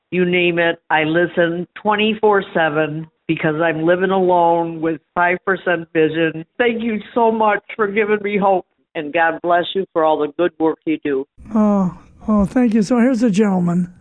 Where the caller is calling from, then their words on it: Columbia, Missouri, United States; I'm calling from Columbia, Missouri